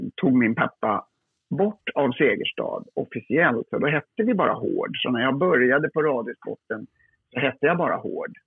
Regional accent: Lidingö, Stockholm County, Sweden; på Lidingö där jag är uppvuxen

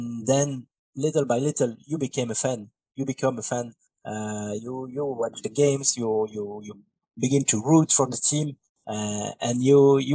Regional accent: Belgium; English is a second language; I'm from Belgium, in Europe.

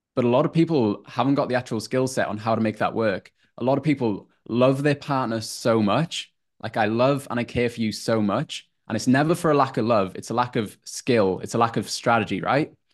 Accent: North Wales, United Kingdom; moved away as an adult; now in Queensland, Australia; from a super small town in North Wales, around 3,000 people population, and was there for 23

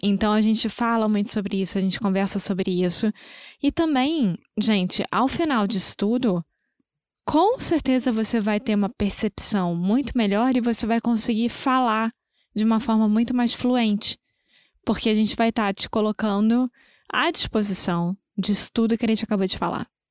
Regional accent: Brazil; nós somos brasileiros independentemente de onde estivermos morando

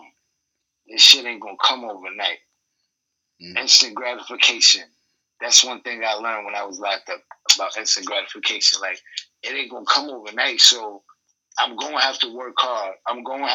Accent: Utica, New York, United States; I'm from Utica, New York. Upstate

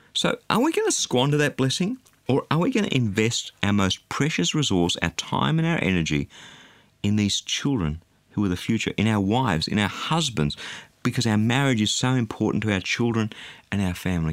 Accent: Australia; being an Australian

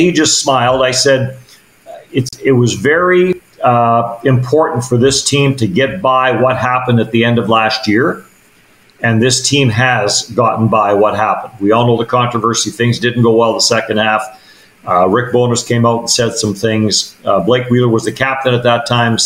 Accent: Manitoba, Canada; I was born and raised in Manitoba

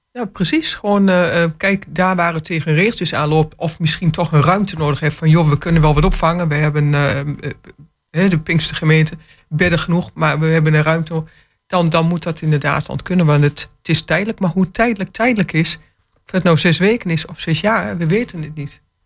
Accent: Enschede, Overijssel, Netherlands; now in Hengelo, Netherlands; ik ben van huis uit, ik ben geboren in Enschede

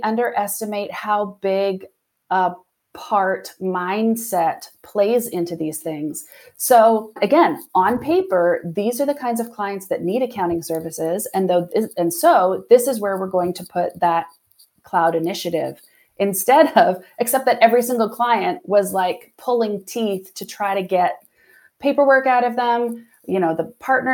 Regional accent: Ontario, Canada; moved away as an adult; I was from the Ontario area originally. And so I was able to bring my husband and my girls kind of back to my home area with me

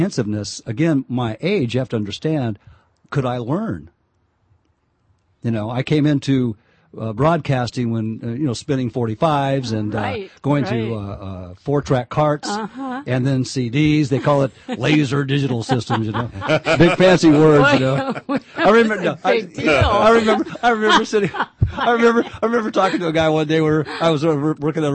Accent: Winton, California, United States; I grew up in Winton. Yeah. California, and loved growing up there.

